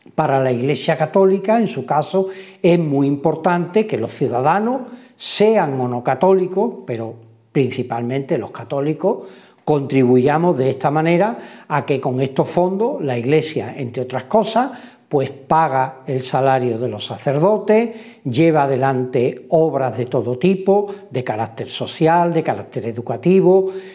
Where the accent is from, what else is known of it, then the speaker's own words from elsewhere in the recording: Spain; comienza en nuestro país